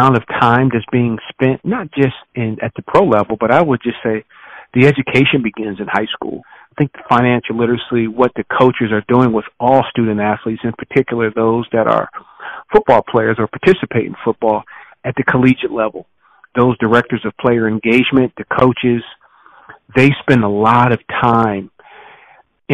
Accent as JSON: {"language": "English", "town": "Trenton", "region": "New Jersey", "country": "United States", "tie": "born or raised there", "also_born_or_lived": "Madison, Wisconsin / Miami / Philadelphia / Buffalo", "moved": "as an adult", "said": "Born and raised in Trenton, New Jersey"}